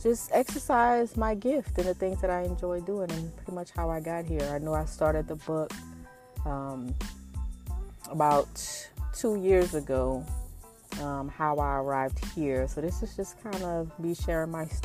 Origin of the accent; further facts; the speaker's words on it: New Orleans, Louisiana, United States; moved away as an adult; also born or lived in Kansas / Tulsa, Oklahoma; now in Dallas, United States; I grew up in New Orleans, Louisiana, up until I was 18.